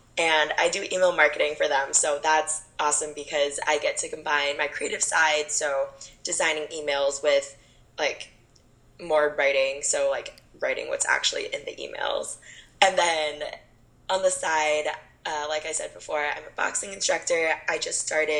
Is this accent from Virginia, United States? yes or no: no; Camarillo, California, United States; I was born and raised in California basically my entire life before I went to college. Born up in Northern California